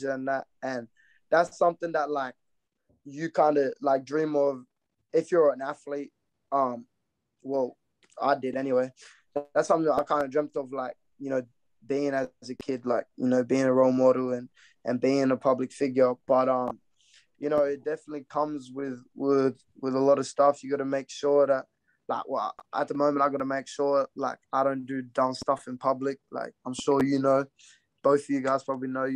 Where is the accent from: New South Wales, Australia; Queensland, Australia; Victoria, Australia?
Queensland, Australia; Brisbane; also born or lived in Redfern; I was born in Brisbane. Half my family's from Brisbane